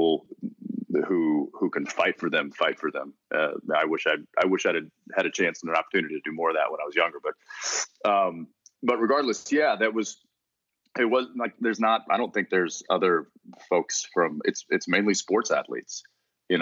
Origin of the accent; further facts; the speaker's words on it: Texas, United States; growing up in Texas